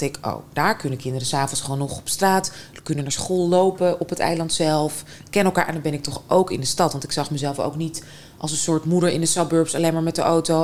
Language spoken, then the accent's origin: Dutch; Moscow, Russia; moved away; Moskou. Eh, of nou ja, buiten Moskou, maar anyway, Moskou ja. opgegroeid.